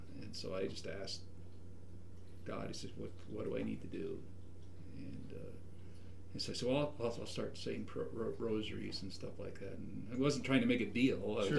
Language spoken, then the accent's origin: English; Santa Fe, New Mexico, United States; moved away as an adult; now in Idaho, United States; Well, I grew up in the Santa Fe area.